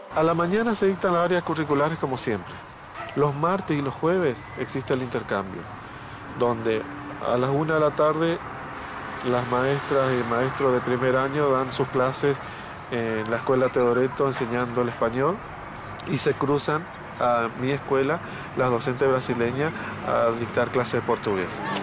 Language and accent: Spanish; Argentina; also born or lived in Bernardo de Irigoyen, Misiones, Argentina; querer nuestra bandera, hacer conocer nuestro país